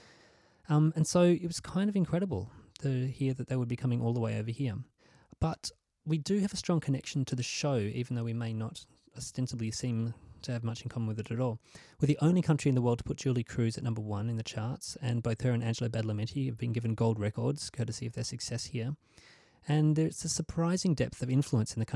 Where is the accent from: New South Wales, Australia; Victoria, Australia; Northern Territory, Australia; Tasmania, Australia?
Tasmania, Australia; Hobart; my hometown of Hobart, Tasmania